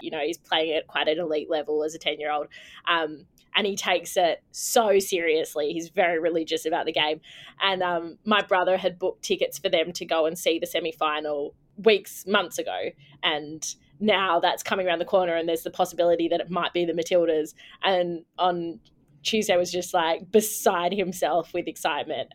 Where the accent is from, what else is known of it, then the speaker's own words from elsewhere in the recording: Canberra, Australian Capital Territory, Australia; moved away; I am joining from Ngunnawal country in beautiful Canberra today in my lovely hometown.